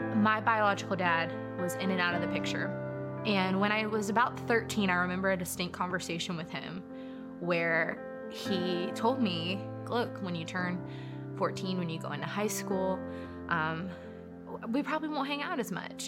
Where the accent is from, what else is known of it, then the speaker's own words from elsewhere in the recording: Pensacola, Florida, United States; also born or lived in Mississippi; I grew up here in Pensacola